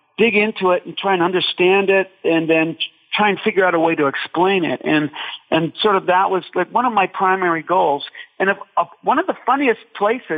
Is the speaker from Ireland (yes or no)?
yes; Ireland; I am Irish